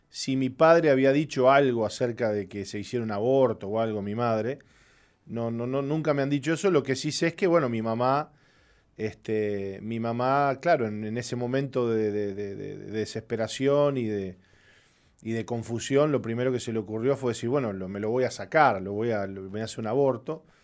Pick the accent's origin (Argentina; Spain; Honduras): Argentina; born there; Yo nací en Argentina. Este, mi papá es argentino, mi mamá uruguaya.